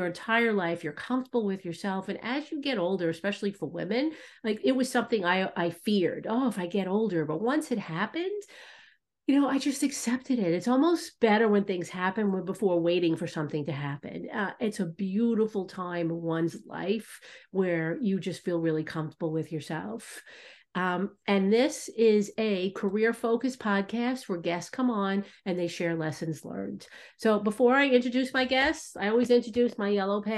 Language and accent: English; New York, United States; I'm from New York.